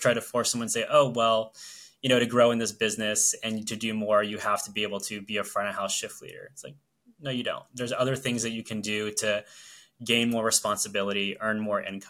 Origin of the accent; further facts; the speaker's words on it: Orlando, Florida, United States; moved away as an adult; now in New Jersey, United States; are Florida residents, born and raised. We grew up in Orlando for our entirety of our lives.